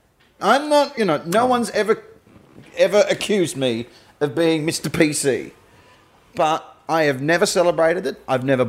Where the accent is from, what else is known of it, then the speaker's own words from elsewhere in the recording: Perth, Western Australia, Australia; I'm from Perth